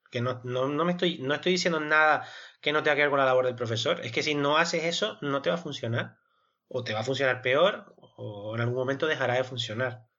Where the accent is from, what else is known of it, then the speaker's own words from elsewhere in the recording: Spain; somos nosotros los españoles